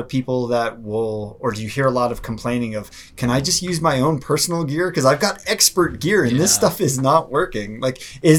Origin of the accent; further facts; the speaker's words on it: East Coast, United States; moved away as an adult; now in Colorado, United States; I grew up on the East Coast.